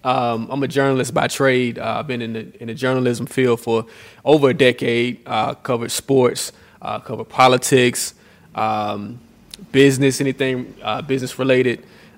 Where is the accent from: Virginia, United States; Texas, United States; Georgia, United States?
Georgia, United States; Atlanta; born and raised in Atlanta, an Atlanta native.